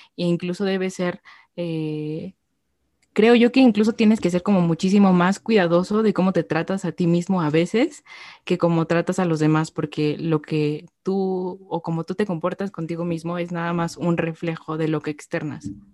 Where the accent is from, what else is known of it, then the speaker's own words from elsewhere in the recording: Mexico; como mexicanos